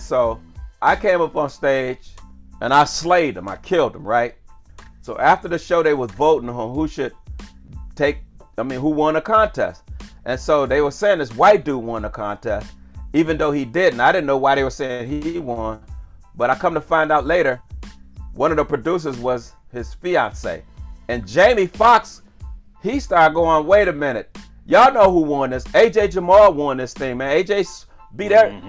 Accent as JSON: {"language": "English", "town": "Cleveland", "region": "Ohio", "country": "United States", "tie": "born or raised there", "said": "I was born and raised in Cleveland, Ohio"}